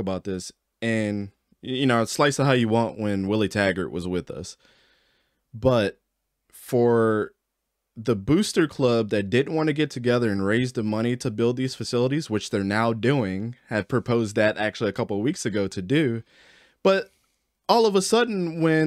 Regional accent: Baltimore, Maryland, United States; also born or lived in North Carolina; now in Delaware, United States; I grew up in Baltimore, moved to North Carolina for a little bit, then moved up to here to Delaware

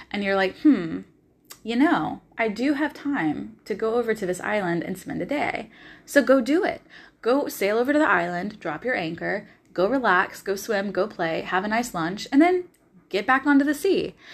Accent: the South, United States; You're going to hear me say y'all a lot because I'm from the South originally, so y'all just sticks in my vocabulary and I love it.

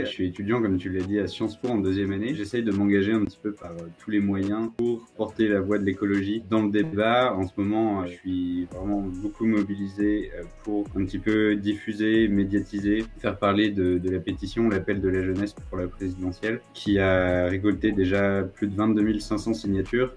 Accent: Brittany, France; moved away as an adult; now in Nancy, France; ma région d'origine en Bretagne

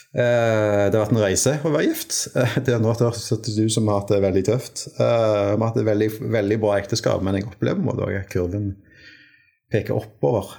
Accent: Stavanger, Rogaland, Norway; also born or lived in Tønsberg; jeg er født i Tønsberg. Oi. Uh, men har vel uh, Jeg har vokst opp i Stavanger uh, siden fireårsalderen, og Stavanger-regionen

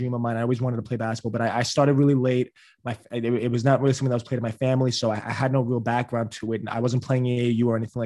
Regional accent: New York City, New York, United States; I'm from New York City

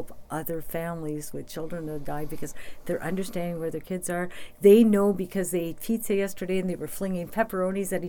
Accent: Sudbury, Ontario, Canada; my hometown's always made me feel on top of the world

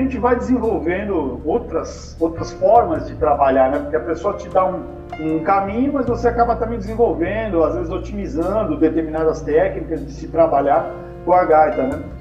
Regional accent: Brazil; nós somos brasileiros

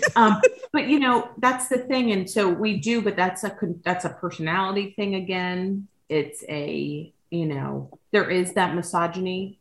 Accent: Miami-Dade County, Florida, United States; I grew up in Miami-Dade County

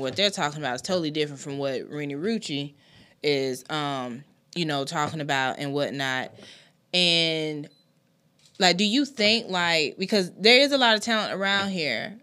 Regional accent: Anderson, South Carolina, United States; moved away as an adult; also born or lived in Florida; now in Greenville, United States; I'm originally from Anderson. And then when I came up here to Greenville

